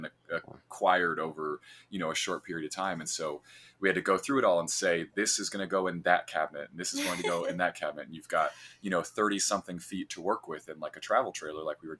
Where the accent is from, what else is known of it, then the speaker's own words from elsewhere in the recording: central Illinois, United States; I am from a cornfield in central Illinois